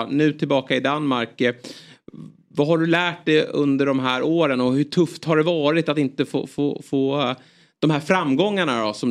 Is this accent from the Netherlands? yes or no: yes; Netherlands; Ja, men jag är ju holländare.